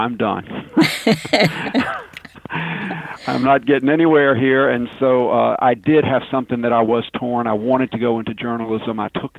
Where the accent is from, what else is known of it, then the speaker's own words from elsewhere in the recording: Richmond, Virginia, United States; delivering my hometown paper, the Richmond Times-Dispatch